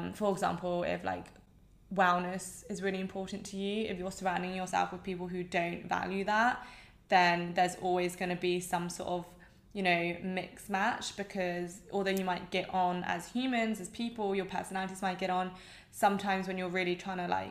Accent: England, United Kingdom; accent: English

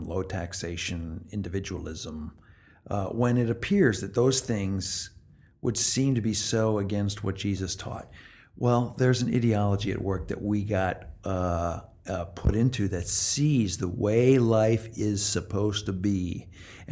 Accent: Midwest, United States; also born or lived in Canada; I'm from the Midwest and Canada before

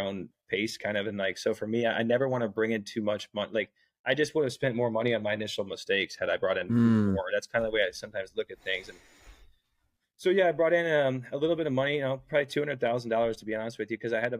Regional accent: Bloomington, Indiana, United States; also born or lived in Ohio; I grew up in Indiana, in Bloomington, Indiana. I was born in Ohio, grew up in Indiana, moved around Indiana a little bit

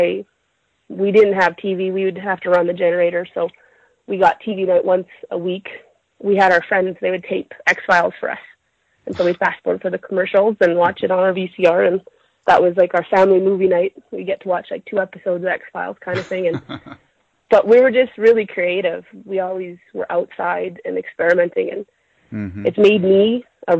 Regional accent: Yukon, Canada; also born or lived in northern British Columbia; now in Alberta, Canada; I grew up in the Yukon, which is like northern Canada, and we lived off-grid.

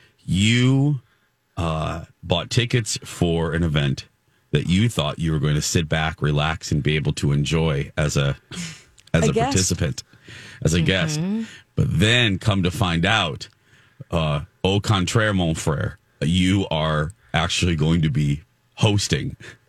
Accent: Michigan City, Indiana, United States; moved away; you likely went through my hometown.

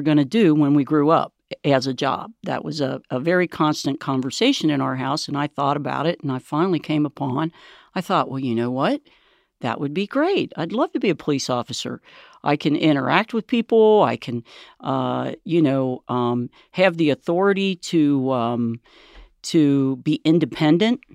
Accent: Cincinnati, Ohio, United States; we grew up in Price Hill

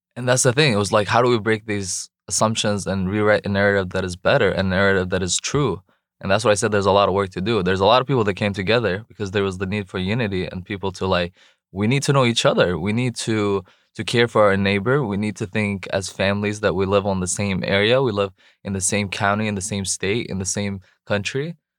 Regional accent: Jordan; English is a second language; moved away as an adult; also born or lived in Raleigh, North Carolina, United States; now in North Carolina, United States; I was born in Raleigh, actually, at Rex Hospital. Grew up overseas in Jordan.

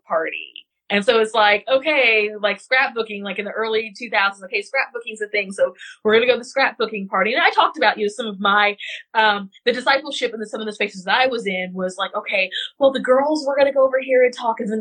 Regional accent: West Central Missouri, United States; I am from West Central Missouri. We do not talk like that there.

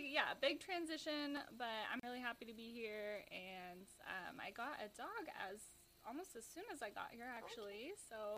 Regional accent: Seattle, Washington, United States; moved away as an adult; now in Las Vegas, United States; I moved here a year ago from Seattle. Okay. Yeah. So I grew up in that area

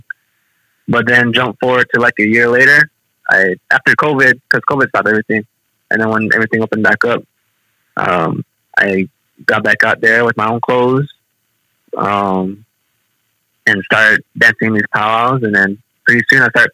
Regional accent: Shungopavi, Arizona, United States; now in Cedar City, United States; I'm from Somopoli, and I grew up in all these important things

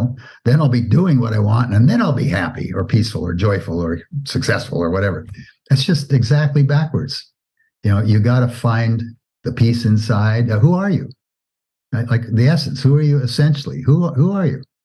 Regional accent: Oregon, United States; as a kid, I grew up in Oregon and was in Boy Scouts.

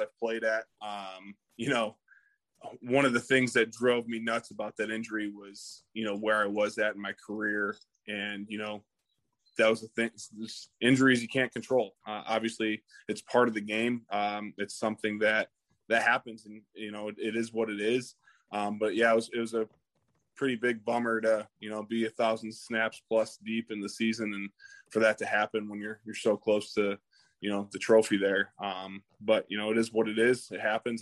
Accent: Michigan, United States; moved away as an adult; also born or lived in Kansas City; now in Indianapolis, United States; I'm a Midwest guy. I grew up in Michigan.

